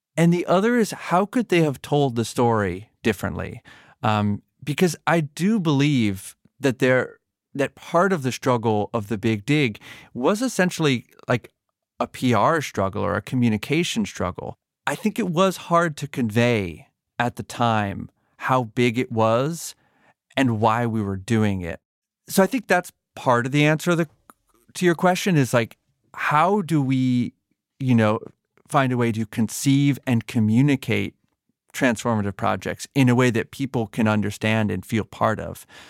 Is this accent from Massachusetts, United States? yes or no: yes; Massachusetts, United States; I grew up in Massachusetts, but not in Boston proper.